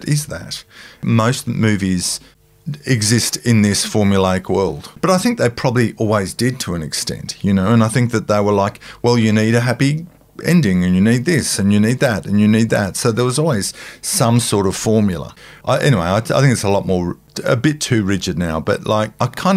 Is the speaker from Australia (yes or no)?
yes; Australia; when I was growing up in Australia, and the 70s and 80s are probably the most seminal years for me